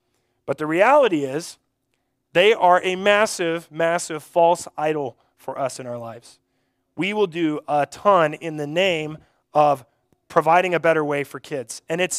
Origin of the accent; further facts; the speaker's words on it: Mobridge, South Dakota, United States; I grew up in Mobridge, and I feel like I was kind of on the very beginning stages of these Y teams